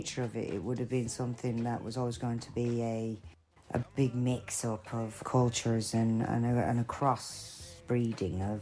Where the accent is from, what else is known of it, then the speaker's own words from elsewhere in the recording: Ireland; now in London, United Kingdom; I'm Irish